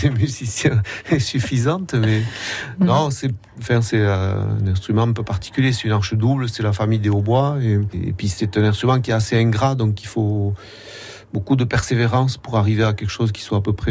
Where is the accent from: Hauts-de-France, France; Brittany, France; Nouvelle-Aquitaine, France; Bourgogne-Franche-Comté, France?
Nouvelle-Aquitaine, France; En gros, c'est quand même le, Pays Basque.